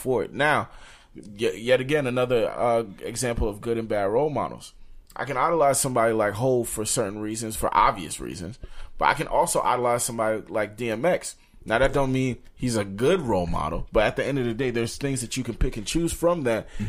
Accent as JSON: {"language": "English", "town": "New York City", "region": "New York", "country": "United States", "said": "I'm from Brooklyn."}